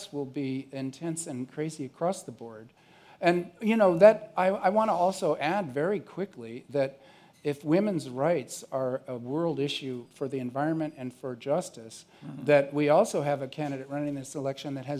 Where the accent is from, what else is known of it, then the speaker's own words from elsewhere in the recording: Orange County, California, United States; I grew up in Orange County to a blue diaper baby